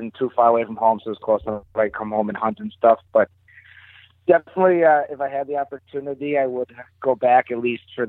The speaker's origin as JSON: {"language": "English", "town": "Port Washington", "region": "Wisconsin", "country": "United States", "said": "I'm actually from Port Washington, Wisconsin. It's about 25 miles north of Milwaukee"}